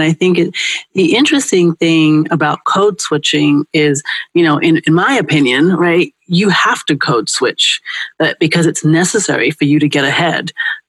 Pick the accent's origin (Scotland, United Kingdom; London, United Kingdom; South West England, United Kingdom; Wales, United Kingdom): London, United Kingdom; now in Brooklyn, United States; I was trying to be able to talk slang and speak the way that my friends did because I went from London to Brooklyn, New